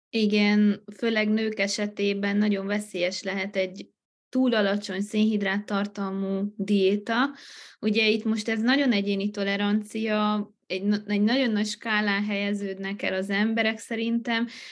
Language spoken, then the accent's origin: Hungarian; Miercurea Ciuc, Harghita County, Romania; also born or lived in Târgu Mureș; Én jelenleg Romániában élek, Csíkszeredában, itt is születtem, egy ideig éltem Marosvásárhelyen